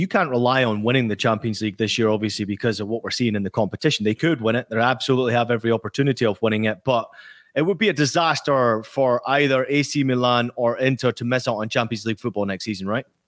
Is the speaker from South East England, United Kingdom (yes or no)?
no; Scotland, United Kingdom; I grew up in Scotland